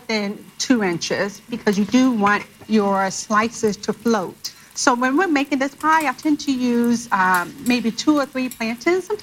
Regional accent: Chicago, Illinois, United States; I'm from Chicago.

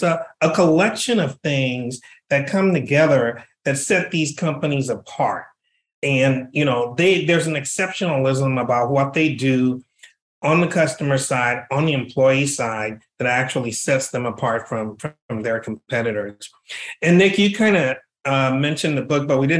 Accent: Liberia; moved away as an adult; now in United States; I was born and raised in another country in West Africa. I was born and raised in Liberia.

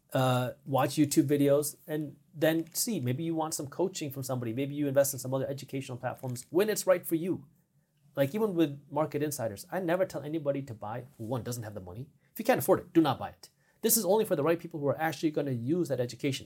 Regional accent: Detroit, Michigan, United States; I'm from Detroit

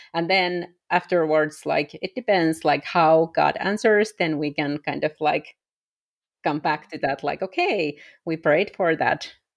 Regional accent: Finland; English is a second language; moved away as an adult; I am originally from Europe, from Finland

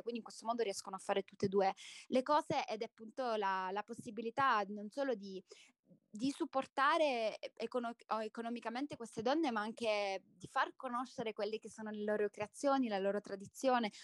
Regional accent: Salento, Apulia, Italy; moved away as an adult; now in Guatemala; sono salentina, sono nata in Salento

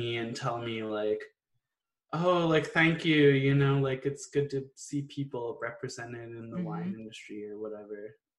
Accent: Virginia, United States; Like I grew up in Northern Virginia, so I feel like growing up in the DC area, there's a lot of people who move to the area

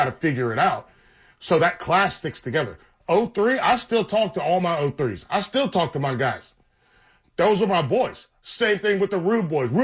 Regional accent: North Carolina, United States; we're all from North Carolina, most of us at least at the school

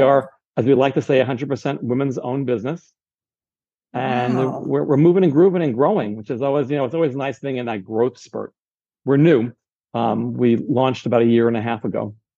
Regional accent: San Diego, California, United States; moved away; I'm from San Diego, so I have friends and relatives in San Diego

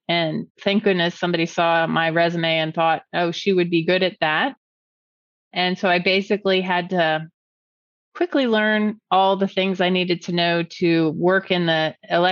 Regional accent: California, United States; moved away as an adult; also born or lived in Cincinnati, Ohio; I was from California

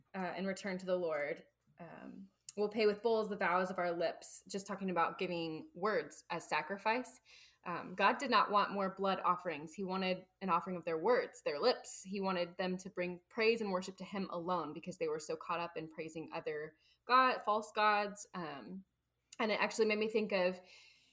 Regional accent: Midwest, United States; accent: Midwest; I'm from the Midwest

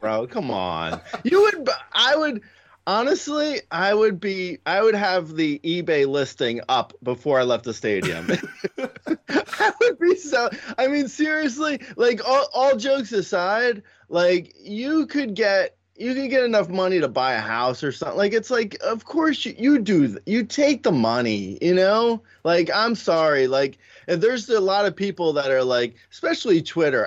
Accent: Los Angeles, California, United States; my hometown here, Do, uh, L A is more or less, I mean, it's kinda peaceful

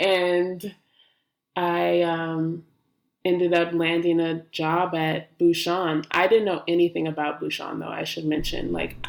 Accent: Hayward, California, United States; moved away as an adult; now in Brooklyn, United States; I grew up in Hayward, California, which is in the Bay Area. I currently live in Brooklyn. I've been here for about 5 years

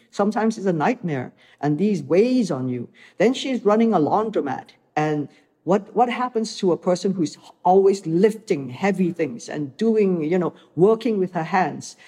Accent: Malaysia; moved away as an adult; also born or lived in Hong Kong; I came from Malaysia, where I grew up watching mm-hmm. movies that were international

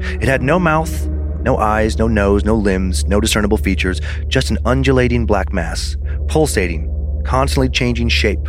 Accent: Michigan, United States; I'm from Northern Michigan, and I was full of energy and joy when I got there.

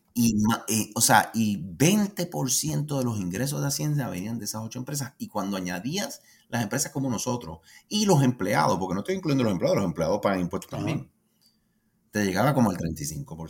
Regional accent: Puerto Rico; yo como puertorriqueño

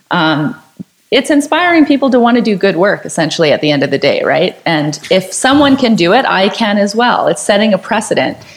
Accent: Canada; I mean, especially being Canadian, we're very polite

